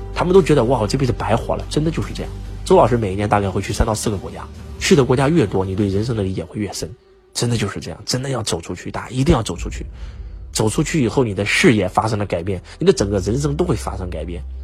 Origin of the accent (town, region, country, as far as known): China